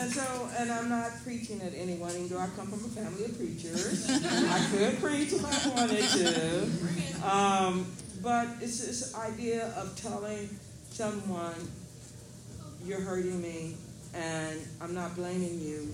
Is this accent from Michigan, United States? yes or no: no; Austin, Texas, United States; I grew up in the Austin school system